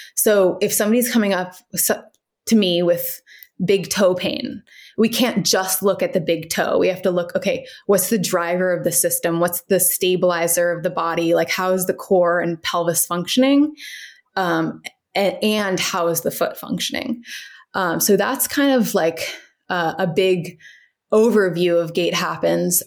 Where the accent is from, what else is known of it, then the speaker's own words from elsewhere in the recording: Cincinnati, Ohio, United States; moved away as an adult; also born or lived in Washington, D.C. / San Francisco, California; now in Fairfax, United States; I grew up in Cincinnati, Ohio, um, and then I moved to D C for college.